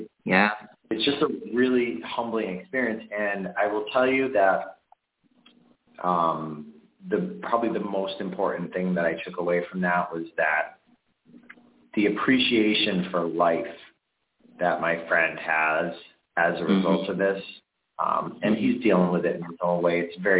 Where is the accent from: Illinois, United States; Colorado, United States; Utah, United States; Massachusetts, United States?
Massachusetts, United States; Chicopee; I lived in Chicopee my whole life.